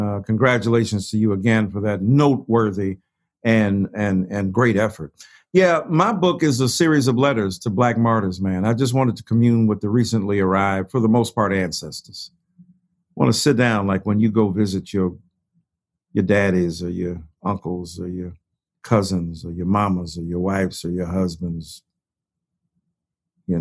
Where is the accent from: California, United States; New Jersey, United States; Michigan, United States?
Michigan, United States; Detroit; I'm from Detroit